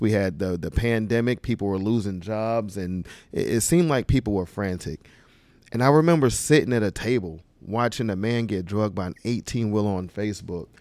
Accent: Charlotte, North Carolina, United States; also born or lived in Queens, New York; Queens, New York, and Charlotte, North Carolina. So it's a mixture of both. Uh, mostly Charlotte

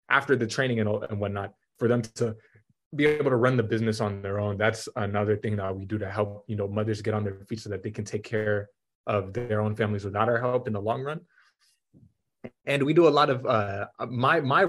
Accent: Atlanta, Georgia, United States; also born or lived in Denver; I'm from Atlanta, Georgia

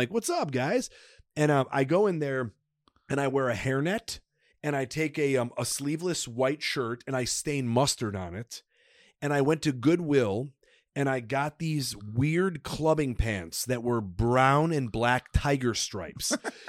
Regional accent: Chicago, Illinois, United States; I grew up in Chicago with a lot of Russians.

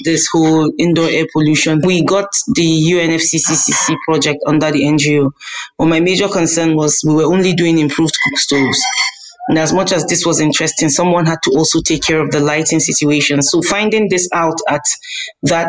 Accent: Kaduna, Kaduna State, Nigeria; I was born and brought up in Kaduna

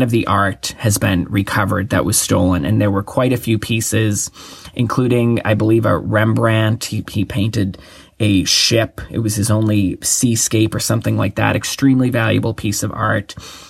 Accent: Boston, Massachusetts, United States; I was born and raised in Boston, and I attended high school very close to that museum

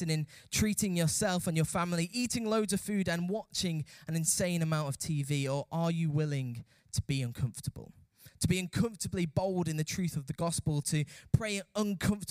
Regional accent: United Kingdom; as British people

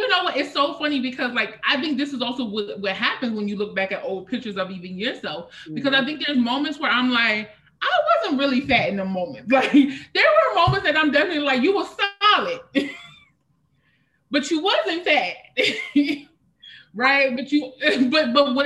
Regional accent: a small town outside of Harrisburg, Pennsylvania, United States; originally from a small town outside of Harrisburg, Pennsylvania

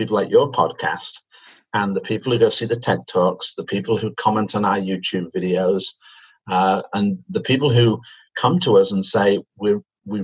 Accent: Manchester, North West England, United Kingdom; accent: British; moved away as an adult; now in Canada; as you can probably tell from my accent, I'm British. I come from Manchester, and I moved to Canada in 1996

